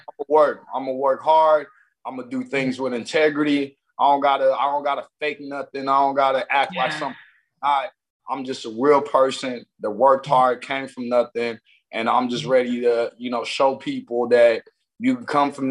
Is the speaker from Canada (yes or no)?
no; Nigeria; I'm Nigerian, so I combine the you know, CannaBSC is like KBSC, and that means king where I'm from, and cannabis.